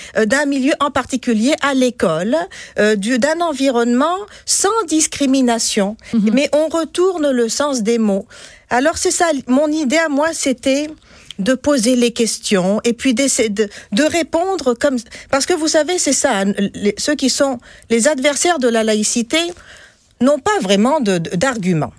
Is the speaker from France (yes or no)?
no; Tunisia; now in Quebec, Canada; Moi, je suis tunisienne.